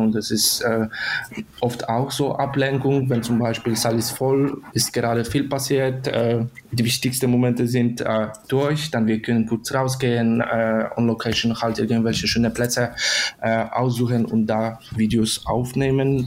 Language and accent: German; Poland; German is a second language; moved away as an adult; now in Germany; ich komme aus Polen, in Deutschland wohne ich schon seit fünf Jahren